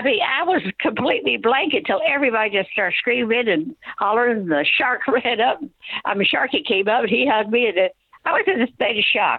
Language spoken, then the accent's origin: English; Arkansas, United States; now in Oxford, United States; I'm actually from Arkansas, but I've moved to so many locations through my years.